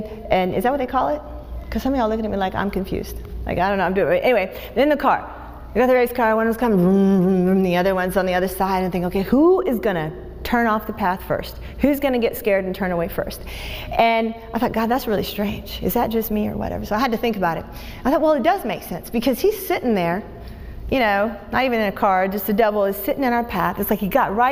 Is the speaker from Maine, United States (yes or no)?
no; Tampa, Florida, United States; I'm from Tampa